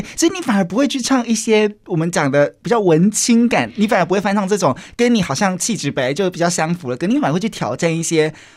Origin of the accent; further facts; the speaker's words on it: Kaohsiung, Taiwan; 我是高雄人